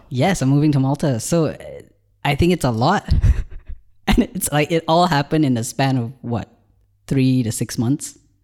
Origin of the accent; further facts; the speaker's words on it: Malaysia; moved away as an adult; now in Ireland; I've just moved to Ireland from Malaysia, where I was born.